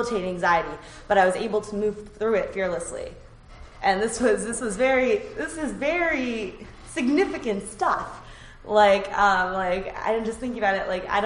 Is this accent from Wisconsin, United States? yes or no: no; suburbs of Boston, Massachusetts, United States; these were woods I was very familiar with because I grew up around them, so I trusted my, and they weren't that big. It's like the suburbs of Boston